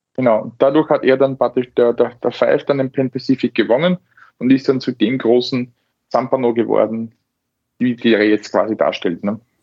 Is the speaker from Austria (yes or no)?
yes; Austria; bei uns in Österreich